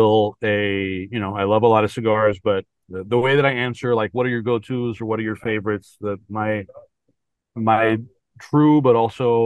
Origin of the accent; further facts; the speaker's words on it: Miami, Florida, United States; also born or lived in Columbia, Missouri; I grew up Cuban in Miami